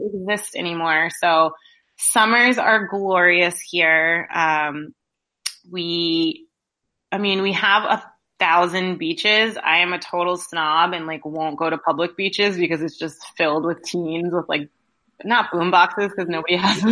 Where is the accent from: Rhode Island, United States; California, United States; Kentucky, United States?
Rhode Island, United States; I am from Rhode Island. I live here now.